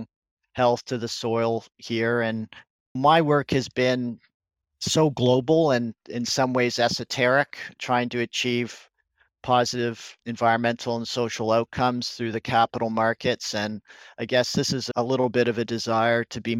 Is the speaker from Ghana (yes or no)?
no; Canada; I'm a Canadian